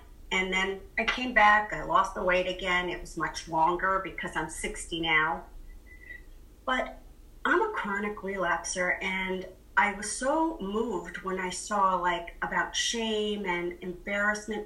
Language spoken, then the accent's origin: English; Boston, Massachusetts, United States; I'm from Boston